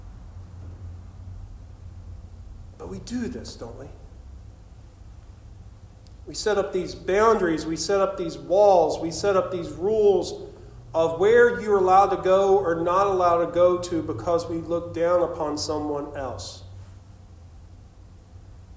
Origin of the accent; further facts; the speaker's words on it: Shady Spring, West Virginia, United States; Growing up in Shady Spring outside of Beckley